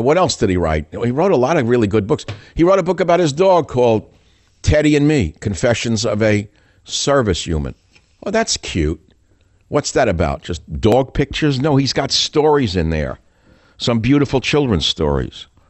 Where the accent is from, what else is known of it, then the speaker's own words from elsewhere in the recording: New York, United States; moved away as an adult; now in California, United States; I'm a guy from New York who went west